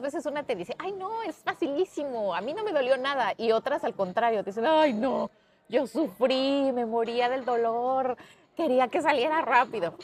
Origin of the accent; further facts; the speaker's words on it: Mexico; como decimos en México.